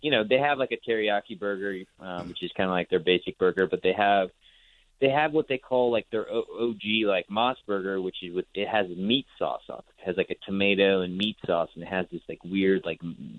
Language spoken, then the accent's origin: English; Singapore; one of my favorite dishes growing up in Singapore was this dish called Sago Gula Melaka.